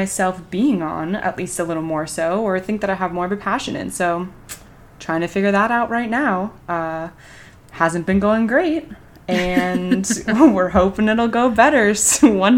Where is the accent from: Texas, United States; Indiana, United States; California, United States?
California, United States; Southern; moved away as an adult; also born or lived in Santa Barbara, California / Colorado; now in New York City, United States; I'm from Southern California, born and raised